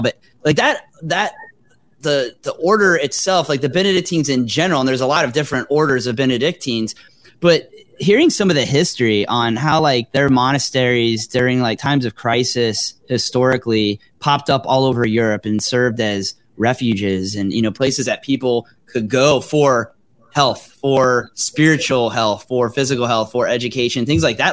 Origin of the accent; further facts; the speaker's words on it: South Florida, United States; moved away; I grew up in South Florida